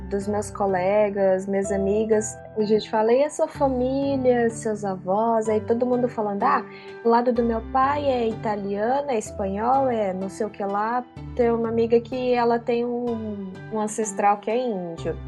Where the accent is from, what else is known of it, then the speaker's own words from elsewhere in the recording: Brazil; now in Japan; sendo brasileiras no Japão